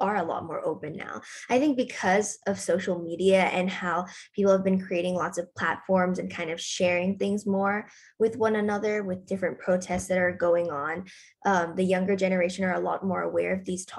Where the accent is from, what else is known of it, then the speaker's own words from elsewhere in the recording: Bangkok, Thailand; I'm from Bangkok, Thailand. I'm 17.